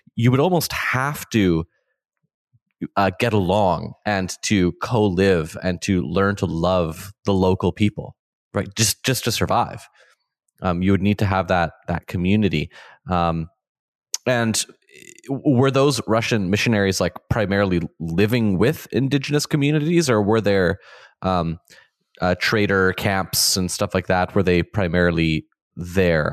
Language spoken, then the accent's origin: English; Canada; me growing up in Canada in the twenty-first century